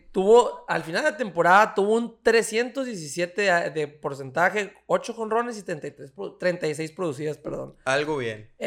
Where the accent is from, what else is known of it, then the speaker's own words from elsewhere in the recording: Dominican Republic; Y dice, señor, me dijo, ¿hablas español? Y le dije, sí, ah, es que soy dominicana.